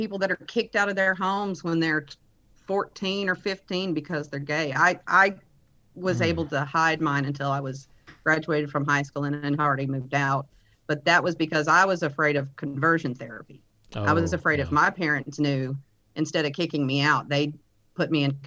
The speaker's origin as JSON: {"language": "English", "town": "Lake Charles", "region": "Louisiana", "country": "United States", "tie": "born or raised there", "also_born_or_lived": "Oklahoma City, Oklahoma / Reeves, Louisiana", "moved": "yes", "lives_now": "Houston, United States", "said": "I was born in Oklahoma City, Oklahoma, but my mom was from Louisiana. She moved us back down to Louisiana when I was a young baby, and so I was raised in the Lake Charles area."}